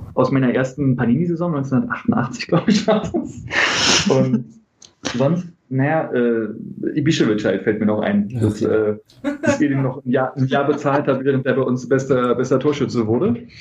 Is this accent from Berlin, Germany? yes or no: yes; Berlin, Germany; ich bin Berliner, Westberliner.